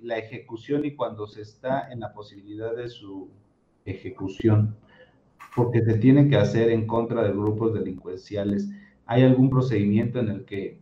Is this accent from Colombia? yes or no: no; Mexico; nosotros como mexicanos